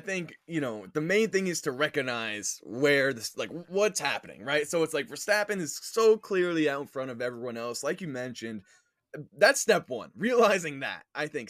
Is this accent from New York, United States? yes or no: yes; New York, United States; I grew up in New York, am living on Long Island right now